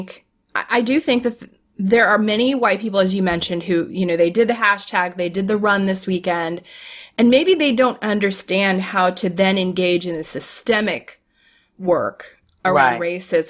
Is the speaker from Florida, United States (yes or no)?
yes; Florida, United States; I'm from Florida